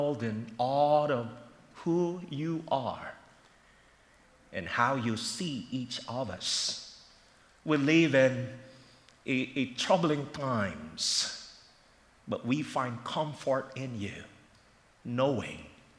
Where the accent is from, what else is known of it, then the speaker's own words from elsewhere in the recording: Philippines; now in Philadelphia, United States; Growing up in the Philippines